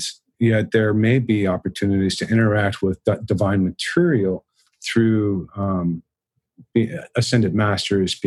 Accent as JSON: {"language": "English", "town": "Dallas", "region": "Texas", "country": "United States", "tie": "born or raised there", "said": "I grew up in Dallas, and that Dallas and Richardson is very culturally Christian"}